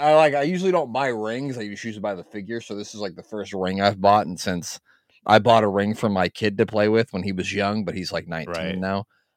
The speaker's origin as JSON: {"language": "English", "region": "Nebraska", "country": "United States", "said": "I'm from Nebraska, of course."}